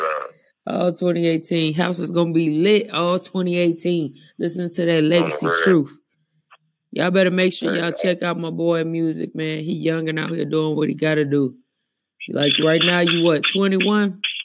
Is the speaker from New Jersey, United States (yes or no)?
no; Gary, Indiana, United States; I'm from Gary, so shout outs to Indiana. Gary and Elkhart